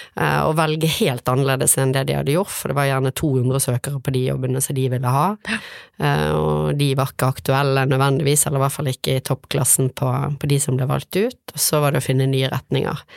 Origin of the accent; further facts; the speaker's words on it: Bergen, Vestland, Norway; Jeg vokste opp på Tertnes eh, i Åsane